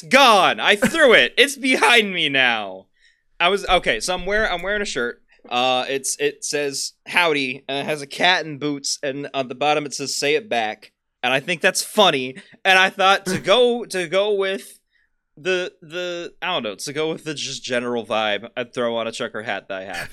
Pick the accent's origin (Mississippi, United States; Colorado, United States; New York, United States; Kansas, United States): Kansas, United States; we're from Kansas.